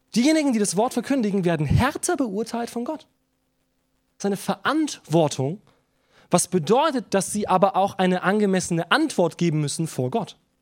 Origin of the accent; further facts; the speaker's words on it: Germany; wir als Deutsche